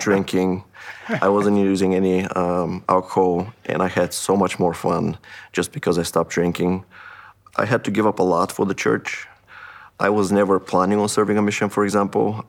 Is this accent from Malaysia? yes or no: no; Haiti; moved away; I'm originally from Haiti.